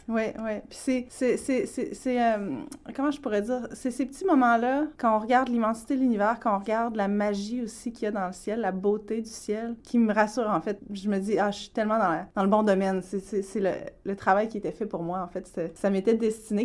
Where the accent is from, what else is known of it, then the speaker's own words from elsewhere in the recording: Quebec City, Quebec, Canada; moved away as an adult; also born or lived in Mashteuiatsh / Hawaii; je suis née dans le coin de Québec. Je suis membre aussi de la communauté Innu de Mastoyache